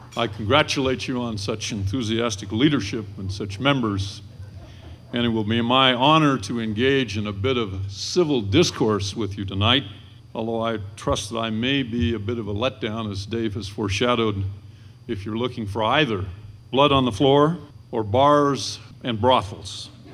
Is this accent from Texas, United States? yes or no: no; Lewiston, Idaho, United States; now in Boise, United States; growing up in Lewiston, as a fellow of junior high age